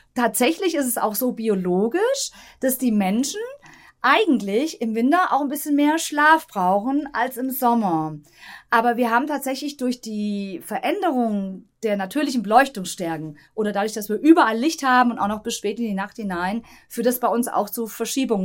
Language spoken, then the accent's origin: German; Tann, Hesse, Germany; ich bin ja aufgewachsen in Tann